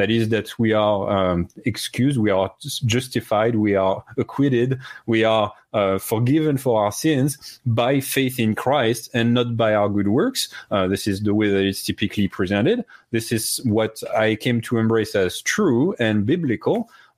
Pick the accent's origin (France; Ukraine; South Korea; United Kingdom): France; moved away; I was initially in the Catholic Church in France, and then became an atheist for many years. And then I had a pretty radical conversion experience when I was a young adult. I did come to become a Protestant Christian at that time.